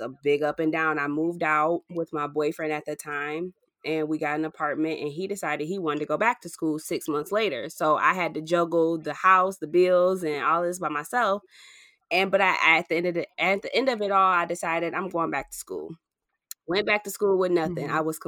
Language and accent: English; Ypsilanti, Michigan, United States; I grew up in Ypsilanti.